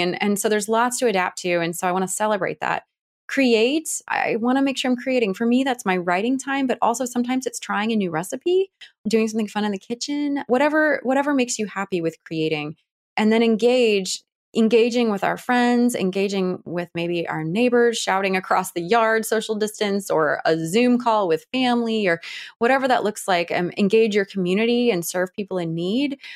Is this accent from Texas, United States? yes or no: no; Cleveland, Ohio, United States; also born or lived in Washington, D.C.; now in Atlanta, United States; I'm from the Cleveland area. I'm from Ohio